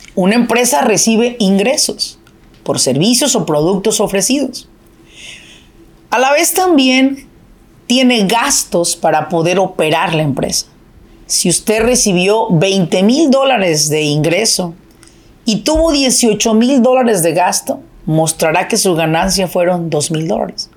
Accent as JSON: {"language": "Spanish", "town": "Apatzingán", "region": "Michoacán", "country": "Mexico", "moved": "yes", "lives_now": "Irvine, United States", "said": "De donde yo soy es de Apatzingán, Michoacán"}